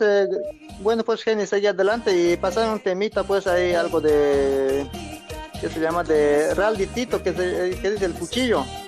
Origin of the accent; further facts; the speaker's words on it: Capinota, Cochabamba, Bolivia; yo, soy de allá de Capinota